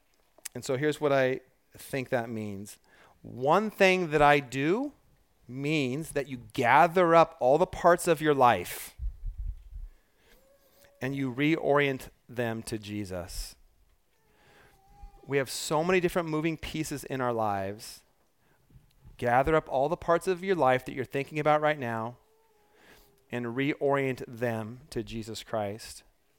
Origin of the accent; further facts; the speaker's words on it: Port Townsend, Washington, United States; I was thinking this week about growing up in Port Townsend, and one of the things that my mom did often